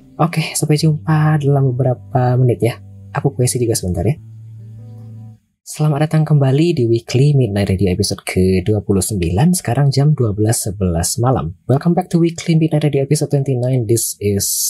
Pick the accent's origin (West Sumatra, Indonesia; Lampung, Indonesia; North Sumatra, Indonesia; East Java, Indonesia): West Sumatra, Indonesia; Payakumbuh; also born or lived in Padang; Kotaku ini Payakumbuh namanya. Tapi dulu aku tinggalnya oh, di iya. Padang. Kemudian pindah.